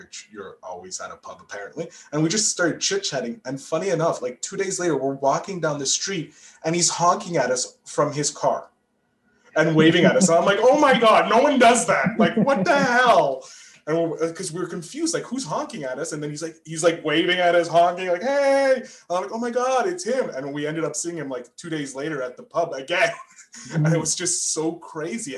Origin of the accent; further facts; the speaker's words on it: Canada; I'm from Canada, so we're a young nation in the world.